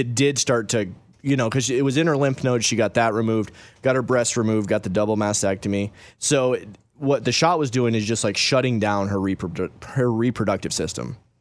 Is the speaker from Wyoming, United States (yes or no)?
yes; Wyoming, United States; moved away; also born or lived in Michigan; we grew up originally in Wyoming and everybody wrestled there, okay? So I moved to Michigan